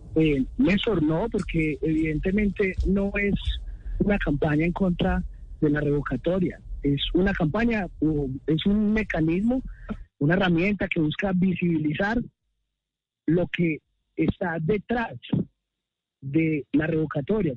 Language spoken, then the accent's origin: Spanish; Medellín, Antioquia, Colombia; Yo también soy de Medellín